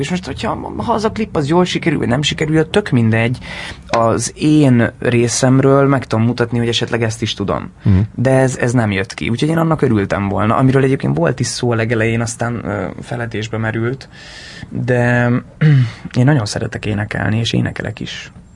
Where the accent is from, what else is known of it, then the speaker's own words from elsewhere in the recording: Hungary; first language Hungarian; moved away as an adult; also born or lived in London; nagyon jó lenne itthon egy egy nagyon-nagyon-nagyon jó filmben szerepelni magyarul, mert mégiscsak ez az anyanyelvem